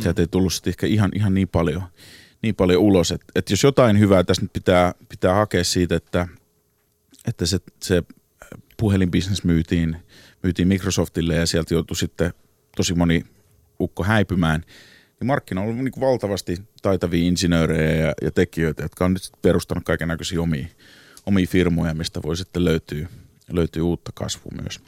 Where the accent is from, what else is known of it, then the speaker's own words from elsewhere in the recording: Helsinki, Uusimaa, Finland; now in New York, United States; Mä oon alun perin kotoisin Helsingin takatöölöstä